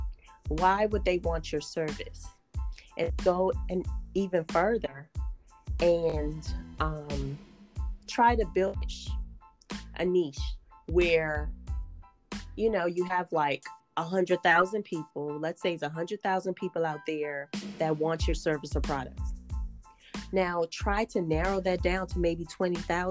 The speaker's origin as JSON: {"language": "English", "country": "Guyana", "tie": "born or raised there", "said": "I'm also Caribbean. I was born in Guyana"}